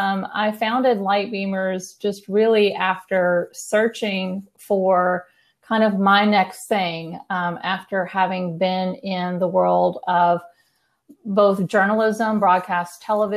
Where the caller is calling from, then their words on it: New Braunfels, Texas, United States; I am calling in from Texas. I'm in between San Antonio and Austin. So I live in a smaller town called New Braunfels